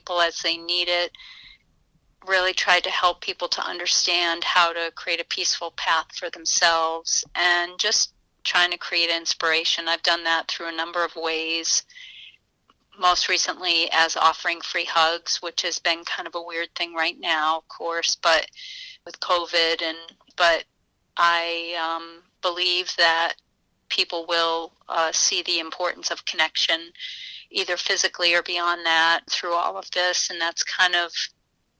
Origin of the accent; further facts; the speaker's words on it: United States; moved away as an adult; also born or lived in Florida / Massachusetts / New Hampshire; now in Scranton, United States; I actually grew up in Massachusetts and New Hampshire until I came to college in Scranton, and then I've been here ever since